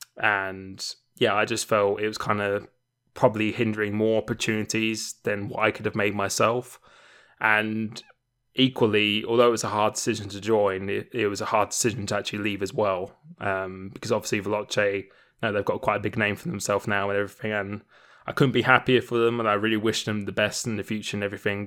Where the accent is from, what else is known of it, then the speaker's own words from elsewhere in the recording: Romford, London, United Kingdom; moved away; I used to live in Essex. Uh, I was born in Romford